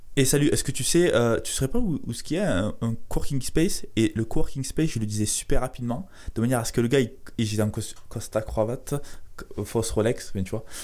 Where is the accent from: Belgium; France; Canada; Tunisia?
France; Carcassonne, Occitania; je viens de Carcassonne